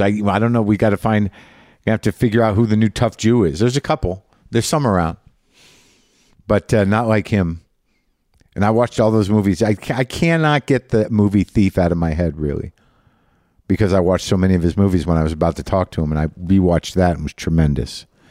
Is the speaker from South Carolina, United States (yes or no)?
no; Albuquerque, New Mexico, United States; moved away; this hotel room in Albuquerque, New Mexico. My hometown